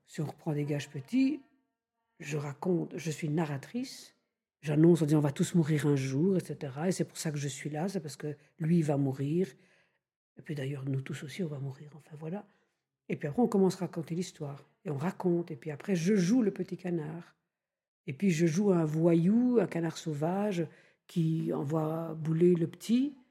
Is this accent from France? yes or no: no; Belgium; je suis belge, donc on a comme ça une propension en Belgique à rire un peu facilement